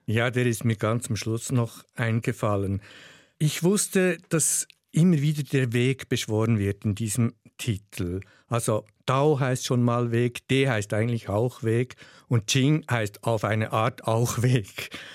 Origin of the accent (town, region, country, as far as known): Switzerland; accent: Swiss German dialect; first language Swiss German